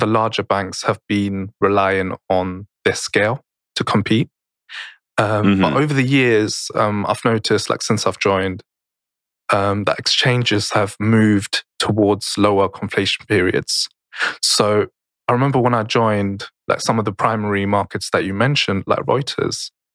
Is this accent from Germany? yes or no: yes; Germany; I grew up in Germany